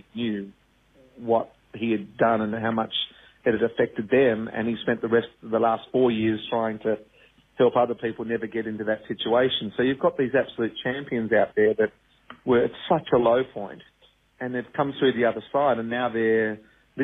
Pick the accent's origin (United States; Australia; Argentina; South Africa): Australia; Pymble, New South Wales; also born or lived in Wahroonga; And I grew up in Pimble, and I went to school in Wurrunga, and I bought my first house in Wurrunga.